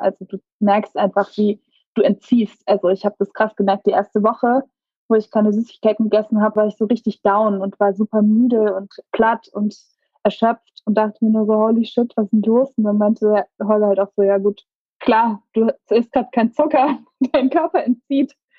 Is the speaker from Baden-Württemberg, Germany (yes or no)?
yes; Karlsruhe, Baden-Württemberg, Germany; Ich bin in Karlsruhe groß geworden.